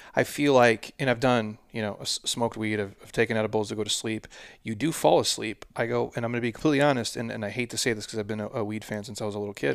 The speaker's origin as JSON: {"language": "English", "region": "Midwest", "country": "United States", "said": "I'm from the Midwest"}